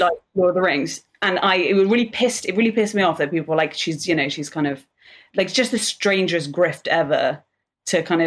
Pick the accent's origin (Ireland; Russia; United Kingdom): United Kingdom; I'm British